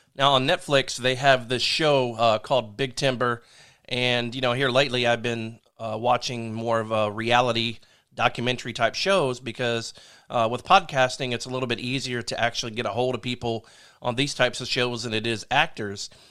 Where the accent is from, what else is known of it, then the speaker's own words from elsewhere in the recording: Delaware, United States; I'm from Delaware